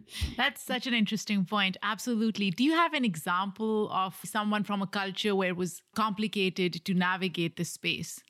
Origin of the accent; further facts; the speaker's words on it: Pakistan; moved away; I grew up in a different country. I grew up in Pakistan